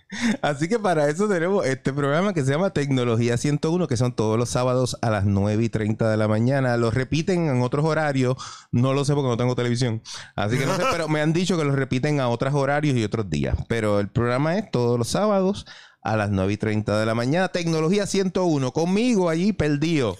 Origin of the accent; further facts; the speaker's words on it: Carolina, Puerto Rico; now in San Juan, Puerto Rico; me crié en Carolina y voy en San Juan